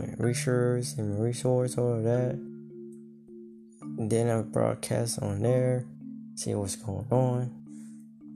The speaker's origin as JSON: {"language": "English", "country": "United States", "said": "I'm American"}